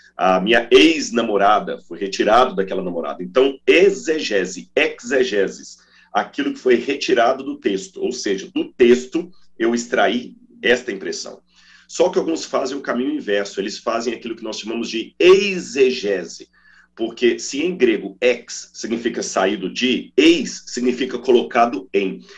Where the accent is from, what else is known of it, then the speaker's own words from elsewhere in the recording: Minas Gerais, Brazil; quando eu era criança, lá em Minas, dizia assim: está chovendo um toró